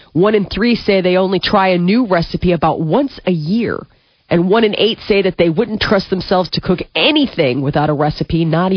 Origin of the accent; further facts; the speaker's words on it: United States; I love being an American.